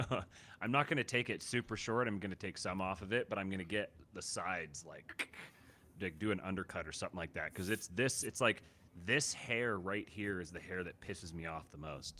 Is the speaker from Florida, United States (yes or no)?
no; Seattle, Washington, United States; growing up in Seattle like I did